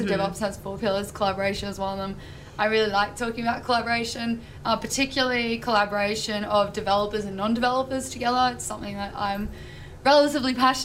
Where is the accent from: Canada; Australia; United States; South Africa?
Australia; I'm from Australia